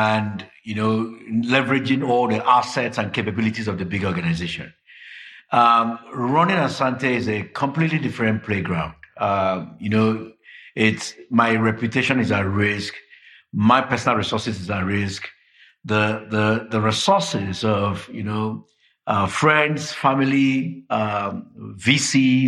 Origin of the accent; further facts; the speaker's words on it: Nigeria; also born or lived in London / Johannesburg; I'm Nigerian. We're known for being aggressive, being highly knowledgeable, and wanting to do what should be done in 3 weeks' time.